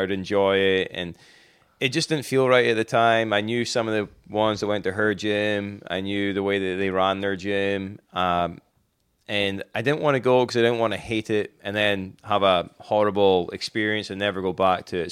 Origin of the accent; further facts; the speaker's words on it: Inverness, Scotland, United Kingdom; moved away as an adult; now in Wilmington, United States; I'm originally from Scotland. Uh, Inverness, Scotland, to be more exact